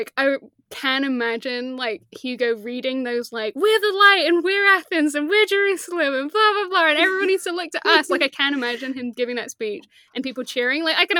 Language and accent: English; Leicester, East Midlands, United Kingdom; growing up in Leicester, I would have been a child, so I wouldn't have, like, thought about it.